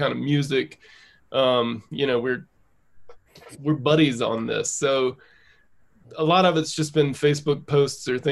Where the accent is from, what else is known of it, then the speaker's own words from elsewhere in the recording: North Carolina, United States; now in Denver, United States; I live in Denver. I am from North Carolina